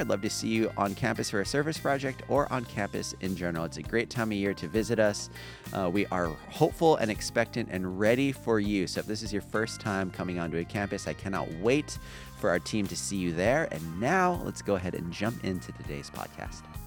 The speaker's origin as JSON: {"language": "English", "town": "La Palma", "region": "California", "country": "United States", "tie": "born or raised there", "also_born_or_lived": "Long Beach, California", "said": "my hometown is La Palma"}